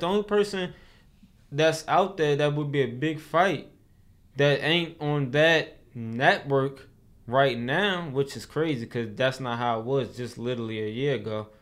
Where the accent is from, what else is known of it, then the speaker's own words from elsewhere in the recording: Baltimore, Maryland, United States; I'm from Baltimore.